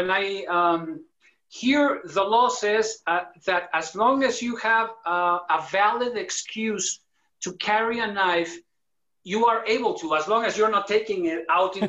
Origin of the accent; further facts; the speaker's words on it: Mexico City, Mexico; English is a second language; moved away; also born or lived in California; I was born in Mexico City, one of the biggest cities in the world